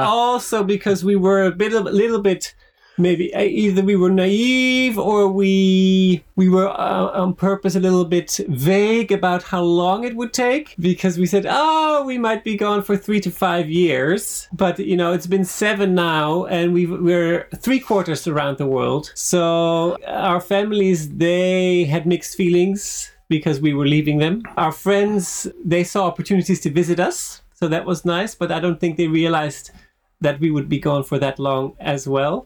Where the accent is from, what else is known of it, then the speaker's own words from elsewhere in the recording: Switzerland; moved away; also born or lived in Netherlands / United States / France / Finland; dual background of from the Netherlands but growing up in Switzerland